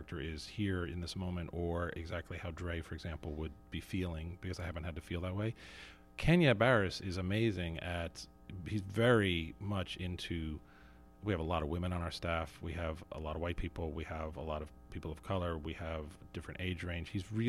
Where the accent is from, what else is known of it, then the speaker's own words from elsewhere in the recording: New Jersey, United States; I grew up in the town I was born in New Jersey.